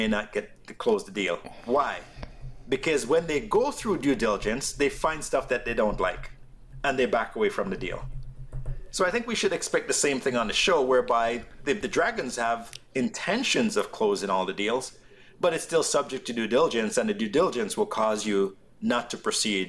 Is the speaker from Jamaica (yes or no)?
yes; Jamaica; also born or lived in Malvern, Toronto, Canada; now in Canada; to represent myself as a Jamaican and to talk about the heritage of Jamaica